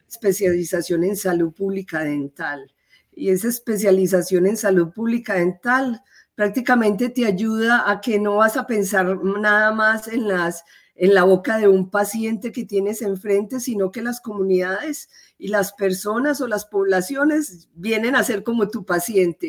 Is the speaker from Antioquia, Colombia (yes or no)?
yes; Medellín, Antioquia, Colombia; moved away as an adult; now in United States; yo soy eh, colombiana, soy de la ciudad de Medellín